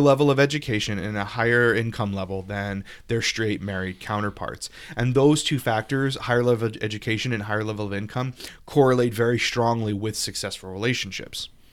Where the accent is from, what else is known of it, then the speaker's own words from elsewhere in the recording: Louisiana, United States; my home state louisiana